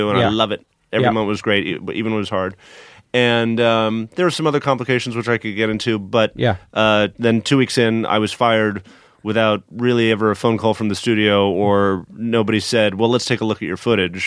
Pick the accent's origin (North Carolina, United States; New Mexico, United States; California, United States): California, United States; Pasadena; my hometown, Pasadena